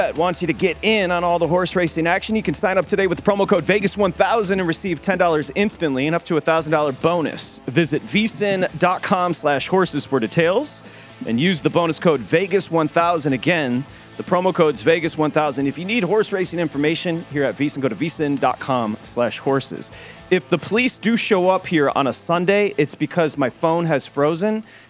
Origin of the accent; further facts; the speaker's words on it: Detroit, Michigan, United States; Growing up in Detroit